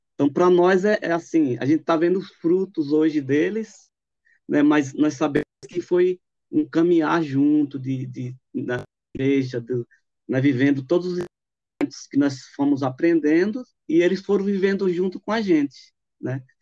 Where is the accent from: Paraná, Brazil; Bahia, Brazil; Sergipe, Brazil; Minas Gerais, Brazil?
Sergipe, Brazil; now in São Paulo, Brazil; Eu sou de Sergipe, né, sou sergipano, mas moro aqui em São Paulo desde